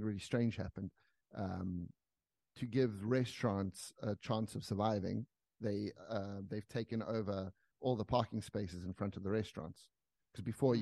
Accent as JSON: {"language": "English", "country": "South Africa", "moved": "as an adult", "said": "I'm from South Africa"}